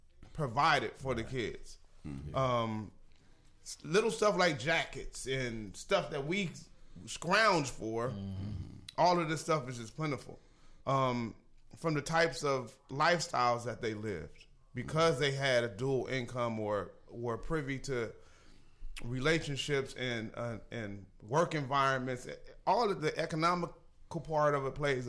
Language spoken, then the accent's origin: English; Los Angeles, California, United States; growing up in the Jordan Down Projects